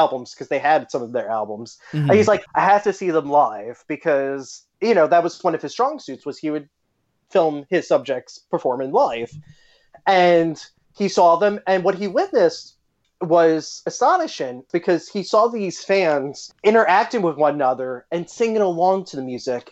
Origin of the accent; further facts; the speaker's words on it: Long Island, New York, United States; I'm from Long Island